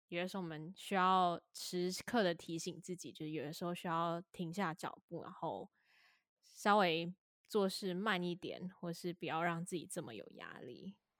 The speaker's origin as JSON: {"language": "Chinese", "region": "Taipei", "country": "Taiwan", "tie": "born or raised there", "said": "我身为一个台北人，就又有一点是因为我可能从小在台北生活，长大"}